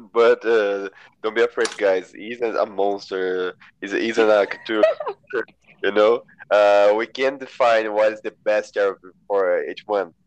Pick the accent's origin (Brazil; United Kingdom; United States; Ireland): Brazil; I am from Brazil